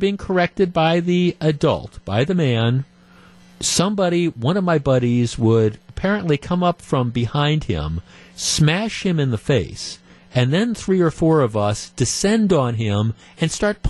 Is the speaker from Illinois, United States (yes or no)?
no; Glendale, Wisconsin, United States; when I was growing up in Clovernook, that's the neighborhood I grew up in Glendale